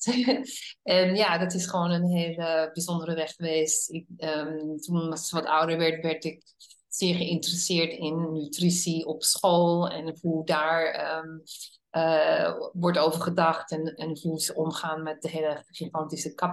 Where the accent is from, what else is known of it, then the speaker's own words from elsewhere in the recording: Netherlands; born there; moved away; also born or lived in United States / Hungary; ik ben een Nederlandse geboren eh, vrouw die al 37 jaar in het buitenland heeft gewoond. En eh, het grootste gedeelte daarvan in Amerika.